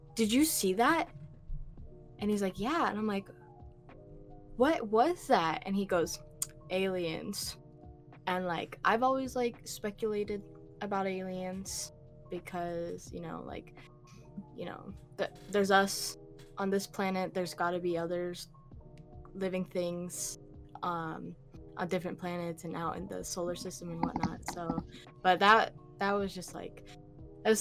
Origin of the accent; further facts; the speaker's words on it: Oregon, United States; I'm from Oregon